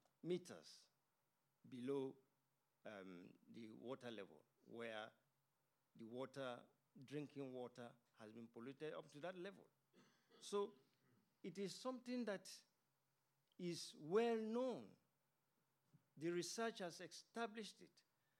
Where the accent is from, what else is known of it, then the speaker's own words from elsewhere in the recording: Ogoni, Rivers State, Nigeria; moved away; also born or lived in United Kingdom; I'm from Oguni myself.